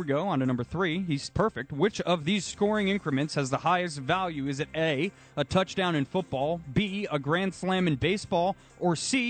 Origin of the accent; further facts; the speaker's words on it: Chappaqua, New York, United States; I grew up in Chappaqua.